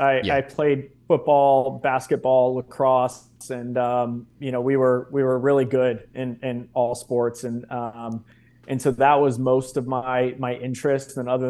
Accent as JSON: {"language": "English", "town": "Reston", "region": "Virginia", "country": "United States", "tie": "born or raised there", "said": "I grew up in the town that I'm currently sitting in, which is Reston, Virginia, which is about 30 minutes outside of Washington, D.C. And my parents actually met in the Marine Corps."}